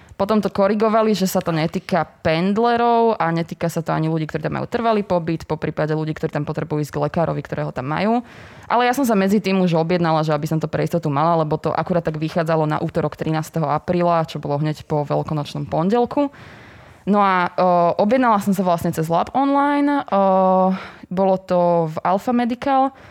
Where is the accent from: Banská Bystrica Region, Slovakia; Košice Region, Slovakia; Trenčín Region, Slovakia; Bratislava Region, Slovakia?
Bratislava Region, Slovakia; Bratislava; som z Bratislavy a no, som pendlerka